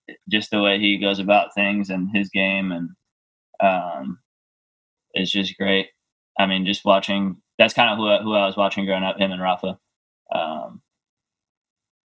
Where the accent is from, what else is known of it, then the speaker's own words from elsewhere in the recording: New York, United States; I was born in New York. My parents live there